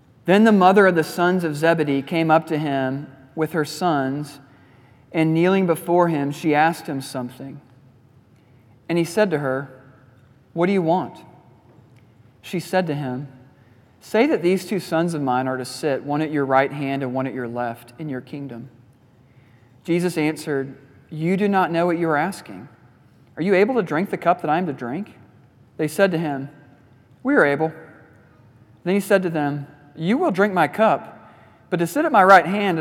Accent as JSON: {"language": "English", "region": "Midwest", "country": "United States", "said": "I'm a Midwesterner."}